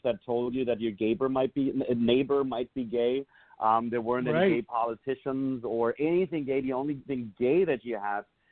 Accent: Southern Germany, Germany; moved away as an adult; also born or lived in Munich; Obviously I'm from Germany. I was born and raised in the southern part of Germany.

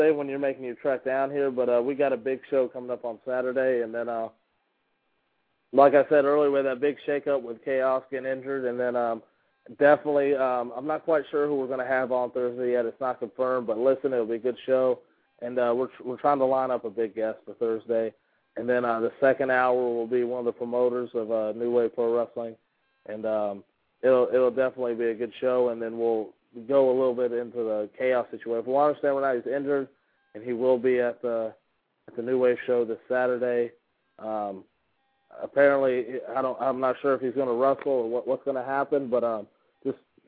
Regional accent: United States; as American

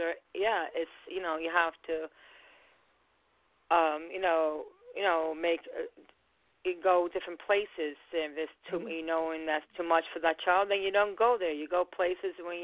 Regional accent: Long Island, New York, United States; We're from Long Island.

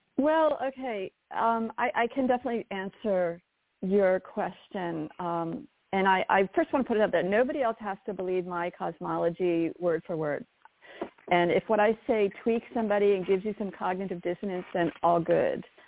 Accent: near Baltimore, Maryland, United States; I ended up back in Maryland where my where I grew up near Baltimore

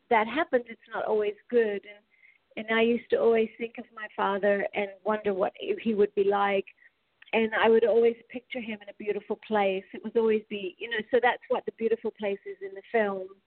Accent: Australia; now in United States; from Australia. I've been here in America a long time though, since like '86 or something.

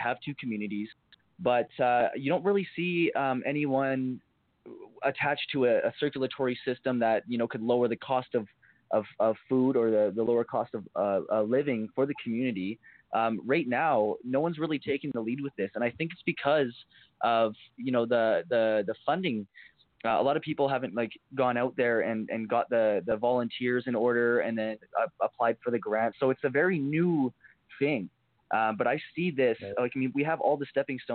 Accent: Port Coquitlam, British Columbia, Canada; I'm from Port Coquitlam, and I was working with the city of Port Coquitlam and the youth coordinator in POCO, someone I grew up around

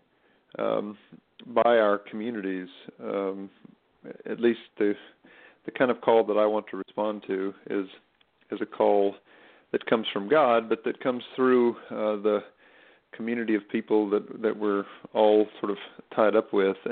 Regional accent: Stokes County, North Carolina, United States; also born or lived in Philadelphia, Pennsylvania; now in Durham, United States; I was raised in Stokes County, North Carolina

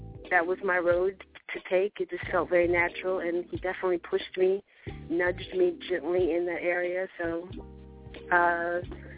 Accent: Miami, Florida, United States; born and raised in Miami

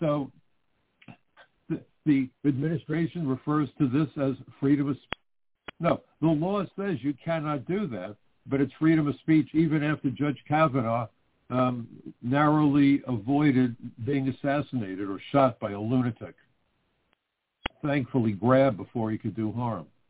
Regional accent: New York, United States; my hometown of New York

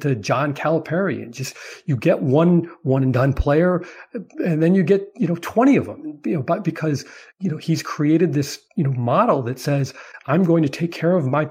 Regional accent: Chicago, Illinois, United States; I'm from Chicago

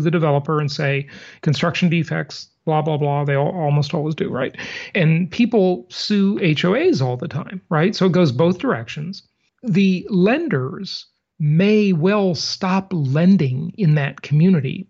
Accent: Los Angeles, California, United States; also born or lived in Long Beach; when I was a kid growing up in Los Angeles

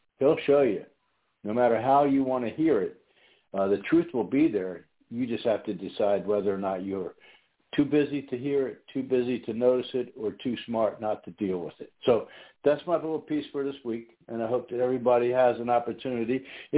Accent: New York, United States; might think that our accents are kind of close, different neighborhoods, bordering states maybe. But born and raised in New York

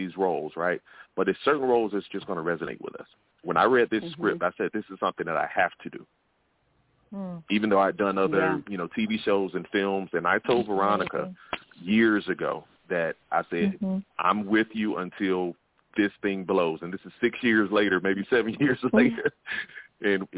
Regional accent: Augusta, Georgia, United States; I'm from the Deep South. I'm from Augusta, Georgia

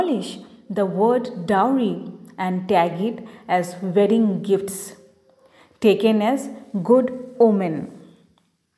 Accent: Margherita, Assam, India; as I am from India, so my accent is not like British or American English.

